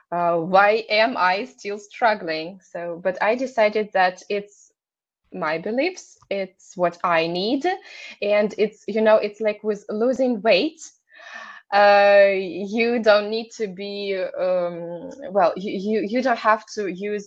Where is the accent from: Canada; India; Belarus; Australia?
Belarus; first language Russian; English is a second language; moved away as an adult; now in Lithuania; I'm from Belarus